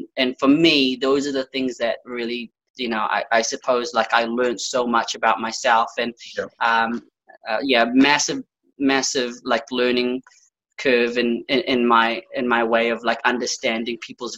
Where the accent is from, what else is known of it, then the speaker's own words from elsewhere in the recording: Auckland, New Zealand; moved away as an adult; also born or lived in Philippines; now in Australia; So I grew up in Auckland, in Birkenhead